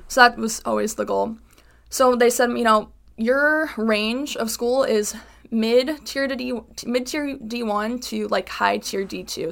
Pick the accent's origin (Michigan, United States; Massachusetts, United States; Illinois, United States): Illinois, United States; Chicago; moved away as an adult; now in Connecticut, United States; I am from Chicago